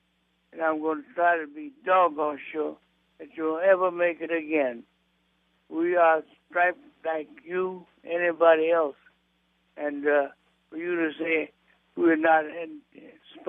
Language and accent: English; the South, United States; I was born and raised in the South